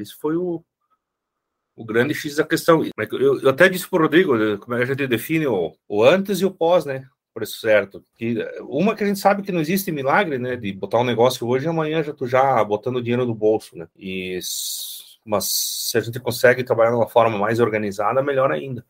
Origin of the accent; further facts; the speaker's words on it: Rio Grande do Sul, Brazil; moved away as an adult; also born or lived in interior of Minas Gerais; now in Minas Gerais, Brazil; eu sou gaúcho e moro no interior de Minas, né? Vim morar para cá por causa da minha esposa